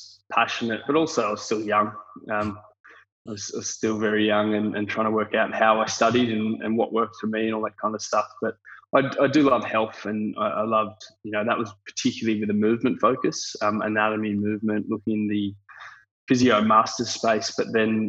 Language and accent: English; Canberra, Australian Capital Territory, Australia; moved away as an adult; now in Sydney, Australia; I'm from Canberra originally. So grew up in Canberra, moved up to Sydney for study and sport, and never looked back